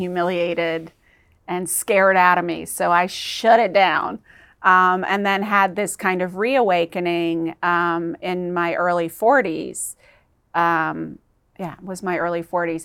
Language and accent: English; Georgia, United States; also born or lived in New York City; we moved to South, this little island on the southeast coast of Georgia, which was right on the Bible Belt